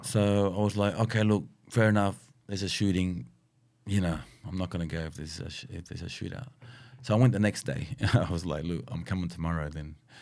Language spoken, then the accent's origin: English; Sydney, New South Wales, Australia; I'm from Miller, right? Miller, Southwest